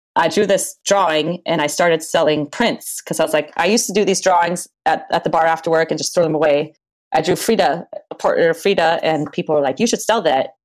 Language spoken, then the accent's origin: English; Maui, Hawaii, United States; also born or lived in Berlin, Germany / Michigan / Oregon; now in Portland, United States; I was born in Berlin, Germany in 1982. And um, my mother married an American. We moved to Michigan. And then I ended up growing up in Hawaii, in Maui, Hawaii.